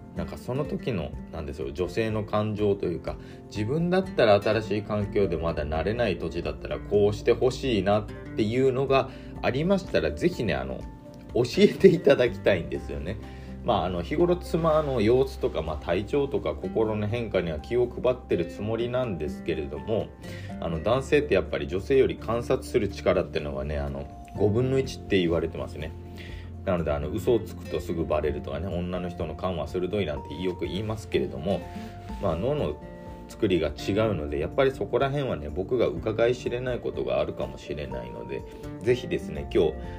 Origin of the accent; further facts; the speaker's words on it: Nagasaki islands, Japan; moved away as an adult; now in Aichi, Japan; もともとは僕はあの長崎の島国出身で高校卒業したタイミングで、えー、愛知の方に就職で出てきた